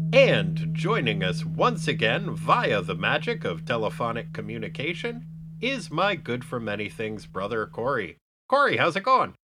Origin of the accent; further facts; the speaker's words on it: United States; As an American